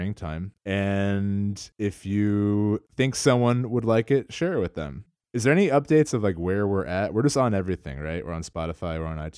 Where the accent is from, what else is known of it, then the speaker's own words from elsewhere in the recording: New Jersey, United States; I was born in Princeton, New Jersey. I grew up in central New Jersey.